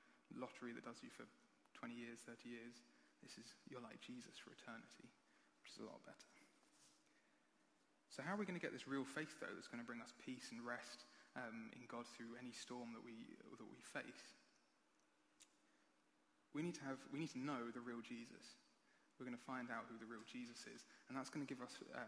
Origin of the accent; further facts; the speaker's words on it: United Kingdom; We're British